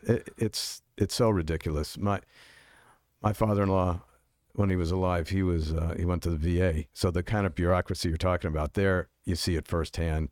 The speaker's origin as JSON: {"language": "English", "town": "White Plains", "region": "New York", "country": "United States", "tie": "born or raised there", "also_born_or_lived": "Bronx, New York", "moved": "yes", "lives_now": "Arizona, United States", "said": "I was born in the Bronx, and I grew up in White Plains."}